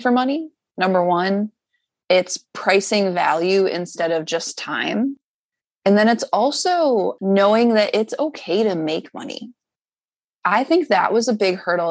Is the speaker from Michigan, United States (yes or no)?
no; Syracuse, New York, United States; moved away as an adult; also born or lived in New Jersey; now in Philadelphia, United States; I grew up in Syracuse, New York